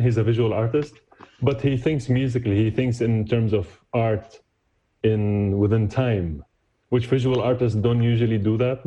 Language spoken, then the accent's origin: English; Damascus, Damascus Governorate, Syria; moved away as an adult; now in New York, United States; I was born and raised in Damascus, moved to the US in 2001